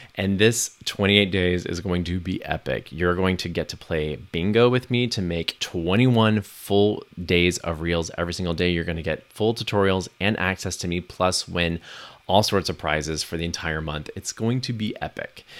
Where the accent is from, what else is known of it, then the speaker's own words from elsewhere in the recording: Texas, United States; the ignorance and bigotry that I grew up with here in Texas